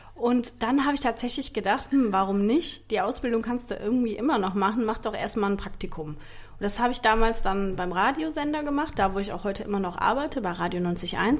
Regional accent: Rhineland, Germany; accent: Rhenish dialect; ich hatte so einen richtigen, oder habe ich immer noch, einen rheinischen Dialekt

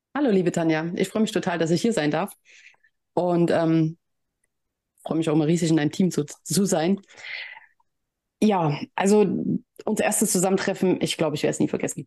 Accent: Leipzig, Saxony, Germany; ich komme ja aus Leipzig

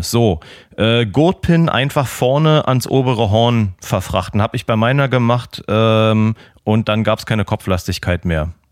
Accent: Austria; Bei uns in Österreich heißt das einfach Gemma auf Hüsen.

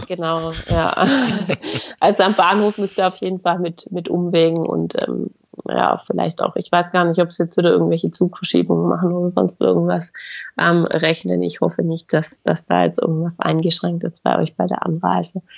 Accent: Swabia, Baden-Württemberg, Germany; als Schwabe

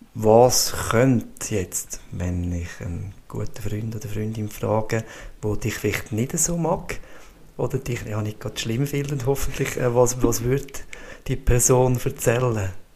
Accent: Switzerland; das Privileg, das ich dürfen gross werden, äh, bei uns in Einbach in einem Talkessel mit direkten See vor dem Haus, mit den Bergen

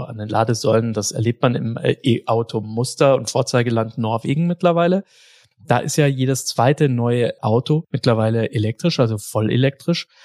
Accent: Germany; bei uns in Deutschland

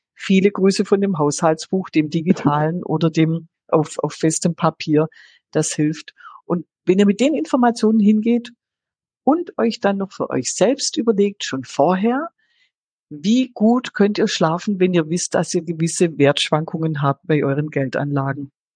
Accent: Swabia, Germany; bin ja Schwäbin

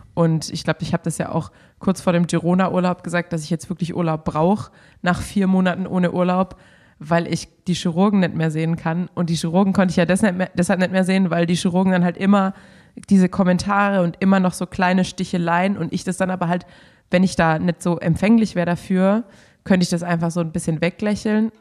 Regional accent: Baden-Württemberg, Germany; als Schwabe

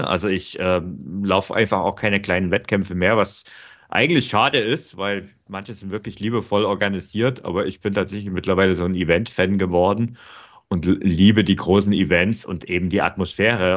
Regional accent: Bavaria, Germany; bei uns in Bayern

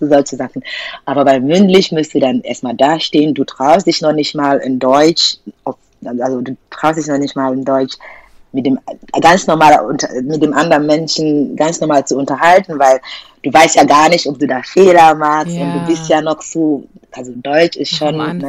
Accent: Nigeria; German is a second language; moved away as an adult; now in Germany; ich komme aus Nigeria und da spricht man, also Ansprache ist ja Englisch.

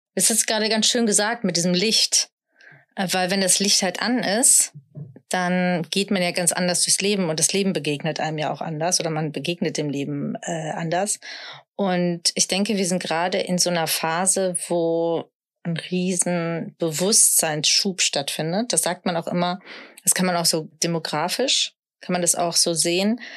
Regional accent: Sauerland, North Rhine-Westphalia, Germany; ich komme aus dem Sauerland, also ich bin schon sehr deutsch, äh, katholisch sozialisiert

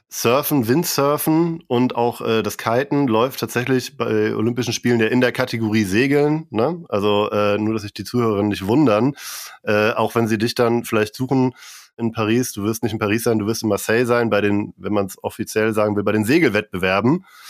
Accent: Kiel, Schleswig-Holstein, Germany; moved away; ich komme auch aus Kiel ursprünglich

